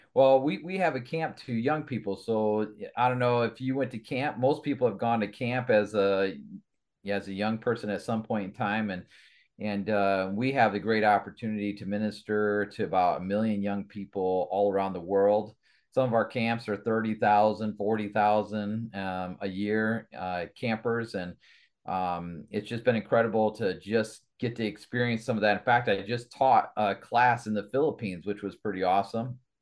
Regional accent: Kalamazoo, Michigan, United States; moved away as an adult; also born or lived in Sturgis, Michigan / Allegan, Michigan; grew up in the Kalamazoo area

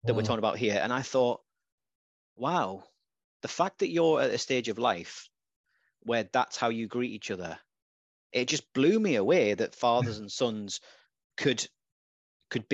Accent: Redcar, North East England, United Kingdom; now in Gateshead, United Kingdom; I wasn't brought up in Gateshead or Newcastle. I was brought up in Redcar.

